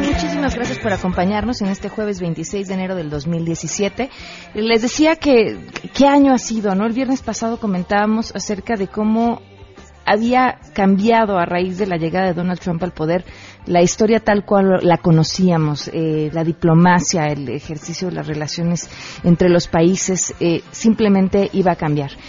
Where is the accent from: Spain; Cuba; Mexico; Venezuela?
Mexico; todos somos mexicanos